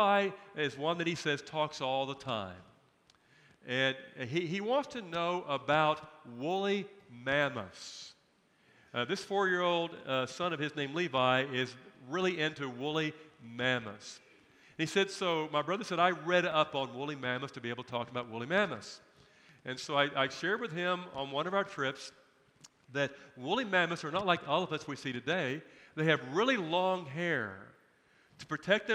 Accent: United States; I am a person of privilege and position as an American.

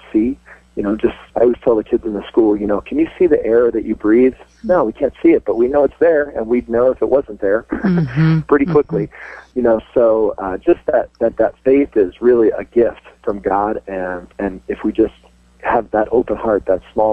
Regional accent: New York, United States; I grew up in New York as a cradle Catholic

